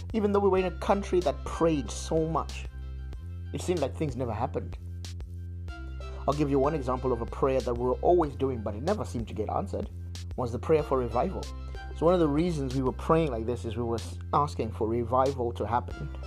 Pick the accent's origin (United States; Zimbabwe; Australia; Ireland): Zimbabwe; moved away; I come from Zimbabwe, and I got saved in a high school scripture union organization